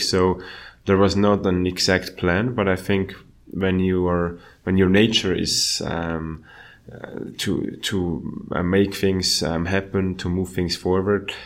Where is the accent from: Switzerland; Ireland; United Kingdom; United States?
Switzerland; my hometown.